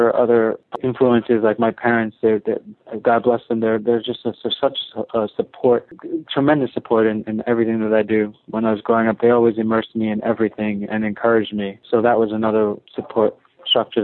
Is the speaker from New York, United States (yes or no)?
yes; New York City, New York, United States; growing up in New York City, I'm going to school